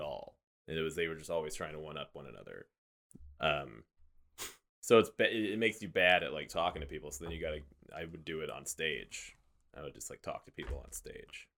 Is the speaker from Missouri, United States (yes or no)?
yes; Weston, Missouri, United States; I grew up in Weston, Missouri